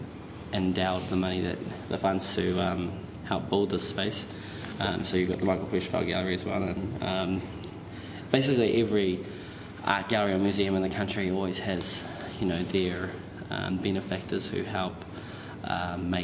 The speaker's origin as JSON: {"language": "English", "region": "Auckland", "country": "New Zealand", "tie": "born or raised there", "also_born_or_lived": "Wellington", "moved": "yes", "said": "I was raised in South Auckland"}